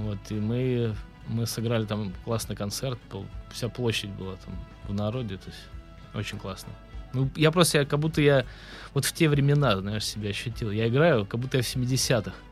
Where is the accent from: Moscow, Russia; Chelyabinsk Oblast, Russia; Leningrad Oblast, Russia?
Leningrad Oblast, Russia; Vyborg; now in Saint Petersburg, Russia; Я музыкант из города Выборга. Я родился в Выборге